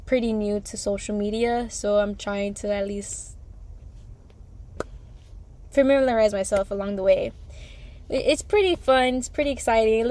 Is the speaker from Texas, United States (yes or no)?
yes; Houston, Texas, United States; I'm from Houston, Texas, on the north side.